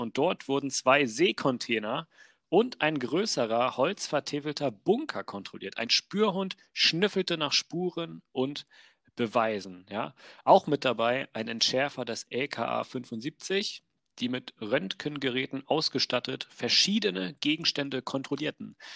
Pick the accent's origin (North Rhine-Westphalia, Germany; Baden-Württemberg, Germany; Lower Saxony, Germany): Lower Saxony, Germany; Wolfsburg; ich komme aus Wolfsburg